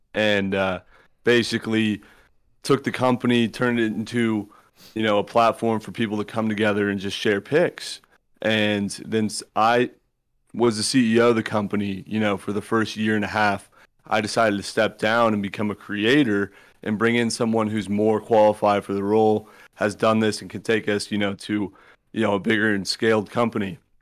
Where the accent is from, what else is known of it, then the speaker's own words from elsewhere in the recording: Southern California, United States; I was from Southern California